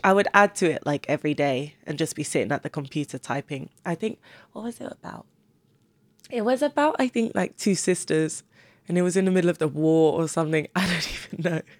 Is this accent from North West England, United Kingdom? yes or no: no; Cambridge, East of England, United Kingdom; moved away as an adult; now in London, United Kingdom; I wouldn't take back moving to Cambridge because of the people I did meet.